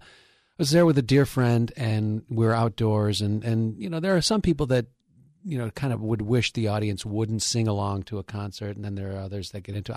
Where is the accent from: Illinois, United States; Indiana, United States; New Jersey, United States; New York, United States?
New York, United States; Ithaca; I'm a townie from Ithaca.